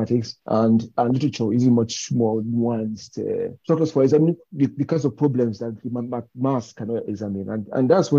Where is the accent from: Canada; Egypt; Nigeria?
Nigeria; moved away; growing up in Nigeria